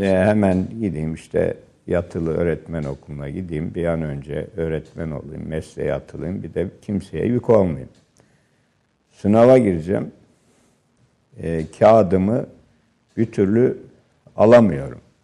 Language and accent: Turkish; Refahiye, Erzincan, Turkey; moved away; Bizim köyümüz ve ilçe Refahiye Dumanlı Dağları'na yaslanmıştı.